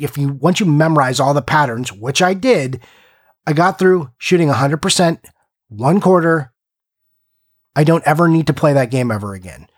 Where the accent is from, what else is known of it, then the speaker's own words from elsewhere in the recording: Simi Valley, California, United States; my hometown, Simi Valley